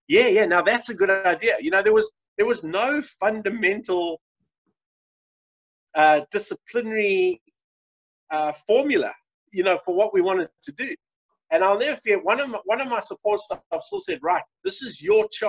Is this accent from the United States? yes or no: no; South Africa; As a South African